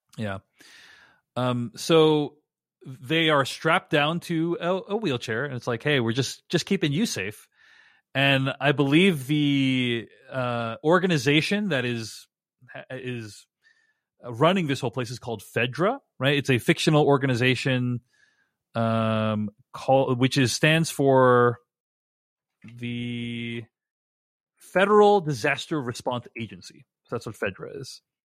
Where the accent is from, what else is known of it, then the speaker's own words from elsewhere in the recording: Boston, Massachusetts, United States; I'm from Boston